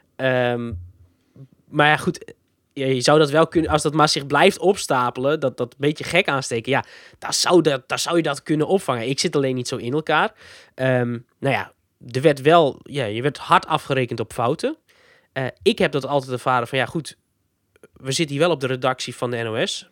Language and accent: Dutch; Friesland, Netherlands; ik uit Friesland kom